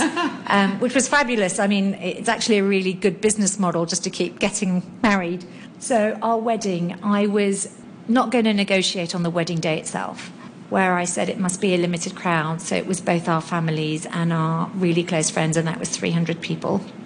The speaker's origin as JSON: {"language": "English", "country": "Hong Kong", "tie": "born or raised there", "said": "I was born and raised in Hong Kong in 1972"}